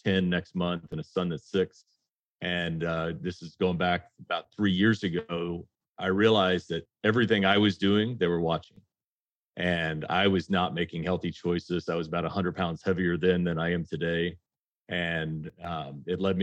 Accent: the South, United States; I grew up in the South

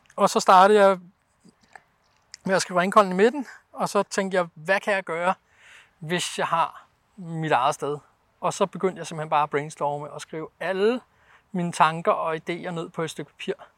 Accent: Denmark; moved away as an adult; now in Norway; jeg var dansker

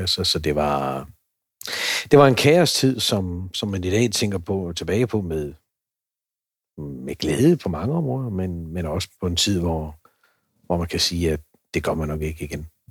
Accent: Herning, Central Denmark Region, Denmark; also born or lived in Lind; jeg er fra Herning og, og øh, opvokset i Vestjylland

